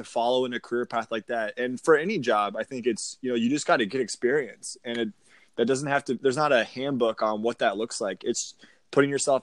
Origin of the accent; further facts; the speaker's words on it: Springfield, Virginia, United States; moved away as an adult; now in Jacksonville, United States; I grew up in Springfield, Virginia, about 50 minutes outside D.C.